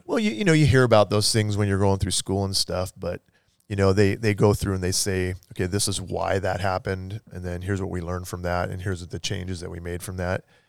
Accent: Everett, Washington, United States; Grew up in, uh, Snohomish County, Everett area.

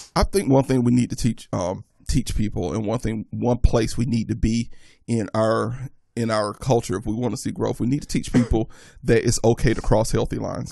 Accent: the South, United States; growing up in the South

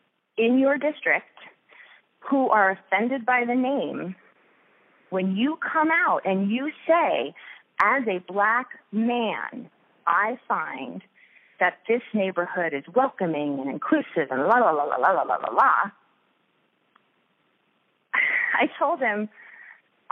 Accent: Long Island, New York, United States; moved away; I grew up in New York on Long Island

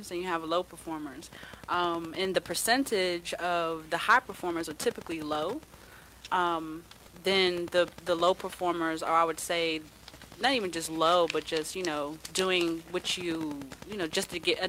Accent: Hampton, Virginia, United States; I'm from Hampton, Virginia.

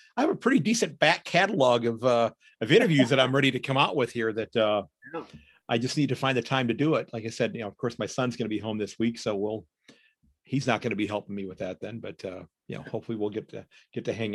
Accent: United States; I'm an American

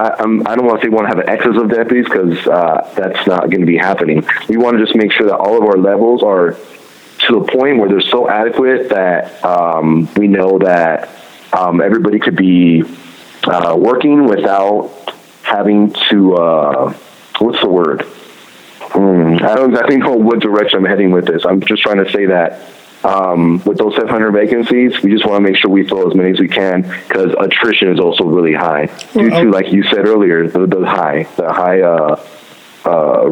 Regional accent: Compton, California, United States; I grew up in the Compton, Linwood area

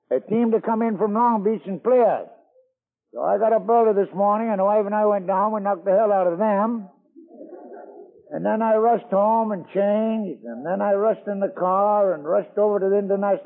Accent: Scotland, United Kingdom; now in New York, United States; I was born in Scotland.

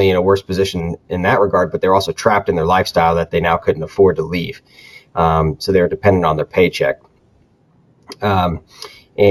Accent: Florida, United States; moved away as an adult; also born or lived in South Carolina / North Carolina; I'm originally from Florida

